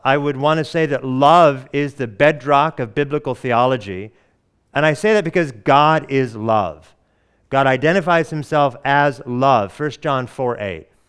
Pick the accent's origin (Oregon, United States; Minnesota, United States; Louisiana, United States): Oregon, United States; also born or lived in Hawaii; now in Atlanta, United States; I hail from the Pacific Northwest of the United States, Oregon